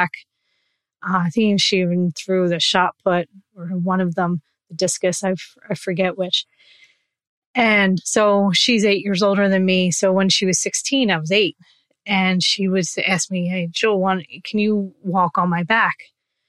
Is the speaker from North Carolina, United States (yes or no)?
no; New Jersey, United States; I grew up in New Jersey, still live here